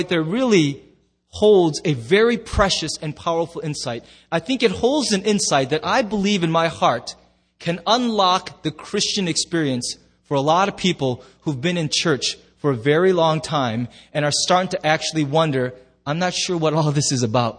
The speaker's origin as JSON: {"language": "English", "country": "United States"}